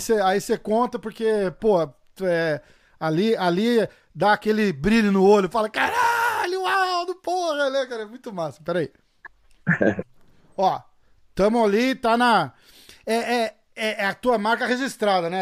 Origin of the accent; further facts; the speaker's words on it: Brazil; Eu sou brasileiro